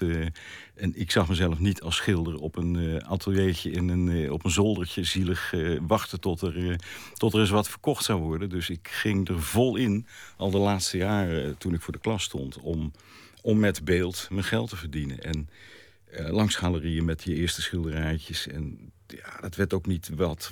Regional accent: Haarlem, North Holland, Netherlands; ik ben in Haarlem geboren

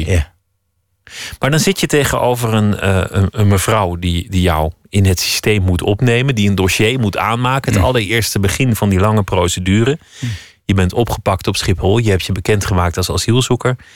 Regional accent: Iraq; Dutch is a second language; now in Netherlands; Eh, dan moest ik naar de leger. Kijk, als Irakees

